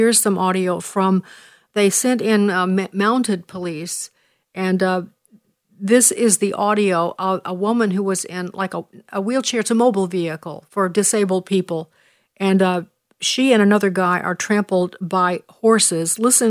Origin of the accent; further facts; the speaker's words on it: Canada; I'm going to ask some personal questions as a Canadian.